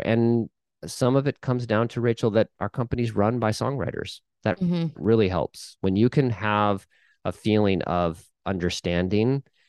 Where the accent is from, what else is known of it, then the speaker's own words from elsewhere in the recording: Midwest, United States; I'm from the Midwest.